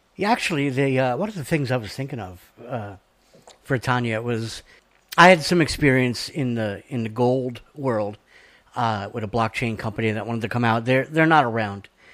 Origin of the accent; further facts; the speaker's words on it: New York, United States; accent: New York; my New York accent